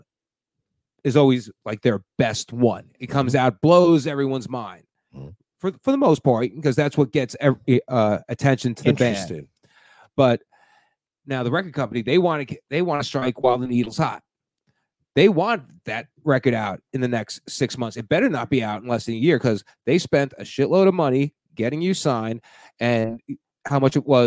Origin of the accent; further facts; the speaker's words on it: New Jersey, United States; I'm from New Jersey, right outside of New York